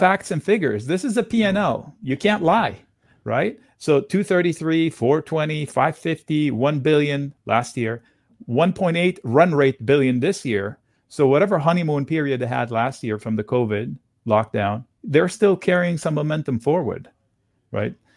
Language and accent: English; Beirut, Beirut Governorate, Lebanon; moved away; I grew up in East Beirut